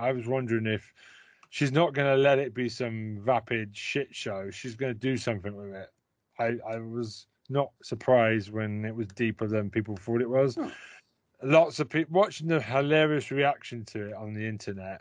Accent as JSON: {"language": "English", "country": "United Kingdom", "said": "we're British"}